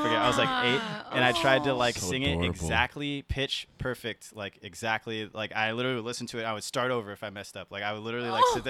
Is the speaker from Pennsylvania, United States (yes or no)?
no; San Diego, California, United States; also born or lived in South Carolina; So I was born in South Carolina. My dad was in the Navy, and then we moved to San Diego because he got relocated. And from there, I kind of just grew up in San Diego.